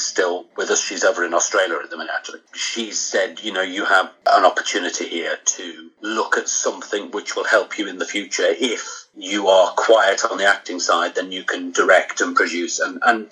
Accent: Crosby, North West England, United Kingdom; I'm from Crosby originally, in Liverpool

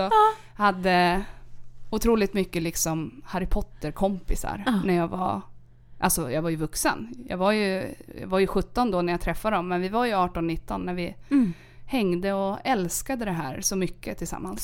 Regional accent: Sandviken, Gävleborg County, Sweden; also born or lived in Caracas, Venezuela / Germany / Norrbotten; Jag är från Sandviken.

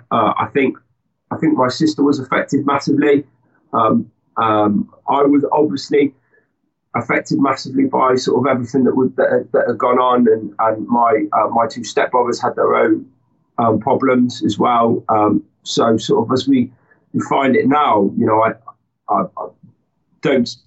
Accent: London, United Kingdom; born there; I was I was born in London, but um, I, I, wasn't there particularly long. I've sort of lived pretty much all around the country, really

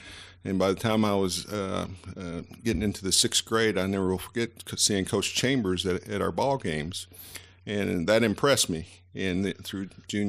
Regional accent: Bristol, Tennessee, United States; also born or lived in Virginia; Tennessee, for sure, even though I was born across the street in Virginia.

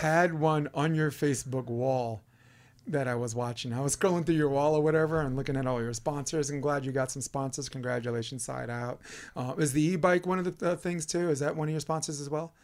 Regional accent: New York, United States; I'm from New York

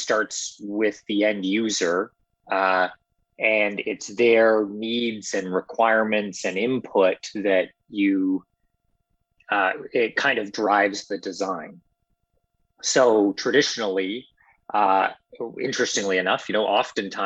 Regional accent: Lindsay, Ontario, Canada; also born or lived in Ottawa; now in Toronto, Canada; I grew up in Ontario, small town Lindsay

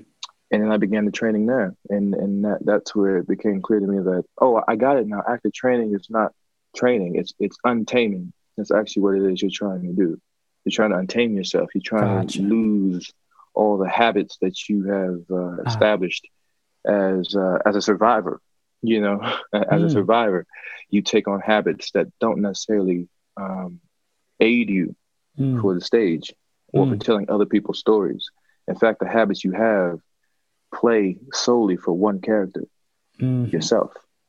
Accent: North Carolina, United States; I was doing the same thing I had done in most regards, that I did growing up in North Carolina, you know, NCSA.

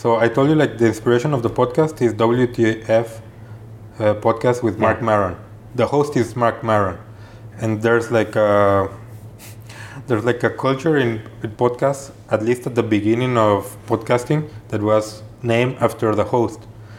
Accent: Guadalajara, Jalisco, Mexico; moved away as an adult; Well, I'm originally from Guadalajara, Mexico, the second largest city in Mexico. I lived there my whole life until I was 26 years old.

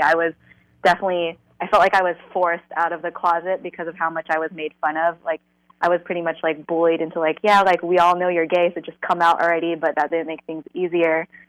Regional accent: Fremont, California, United States; born and raised in the Bay, more specifically in the East Bay, Fremont.

